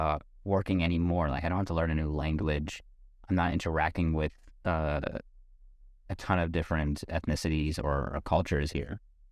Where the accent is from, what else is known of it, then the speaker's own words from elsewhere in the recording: New York, United States; born there; Like, we'll say, oh yeah, I'm from New York. Really? And they started speaking to me like I'm a New Yorker, and then I realized, oh wait, maybe I'm not exactly from New York. I guess I was born there.